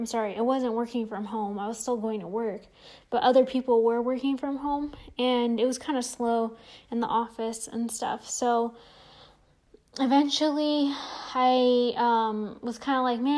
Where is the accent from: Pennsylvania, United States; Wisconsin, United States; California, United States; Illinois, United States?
California, United States; San Jose; moved away as an adult; now in Las Vegas, United States; I'm originally from the Bay Area, from San Jose, California.